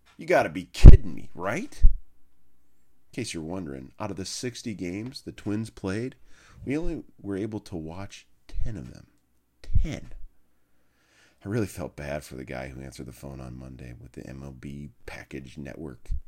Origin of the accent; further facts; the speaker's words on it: Minnesota, United States; moved away as an adult; now in Indiana, United States; I am a Minnesotan who's migrated southeast, easy on the south, twenty years ago, to the land of Hoosiers.